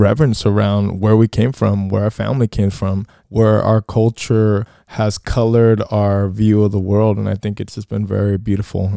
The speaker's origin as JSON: {"language": "English", "country": "United States", "said": "being American, firstly, and having grown up in a society that really doesn't value our diversity"}